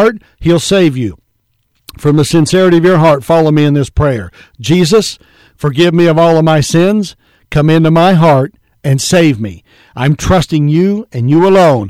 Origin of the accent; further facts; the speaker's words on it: United States; We are Americans, like it or not. This is our country, our land, our lifestyle